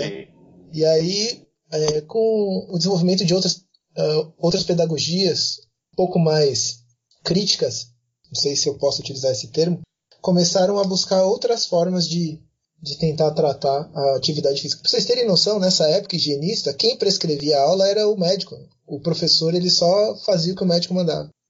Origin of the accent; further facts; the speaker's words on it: Bauru, São Paulo, Brazil; eu sou de Bauru